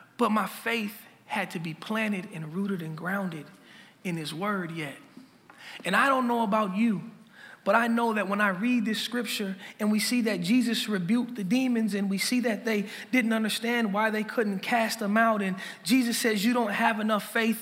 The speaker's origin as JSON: {"language": "English", "town": "Minneapolis", "region": "Minnesota", "country": "United States", "tie": "born or raised there", "said": "I'm from Lake Street. Um, that's where I grew up"}